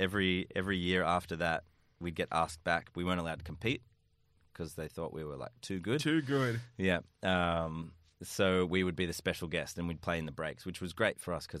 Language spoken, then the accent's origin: English; Empire Bay, New South Wales, Australia; I was in Empire Bay.